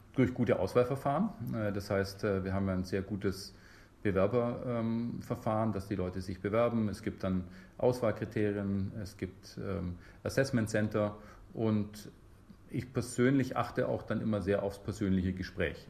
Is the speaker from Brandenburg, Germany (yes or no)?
no; Memmingen, Bavaria, Germany; moved away as an adult; also born or lived in Munich; now in Bremen, Germany; ich bin gebürtiger Bayer, ehrlich gesagt. Ich komme aus Memmingen und ähm, habe auch in München studiert, also äh, so meine Schule und Studium in, im Süden verbracht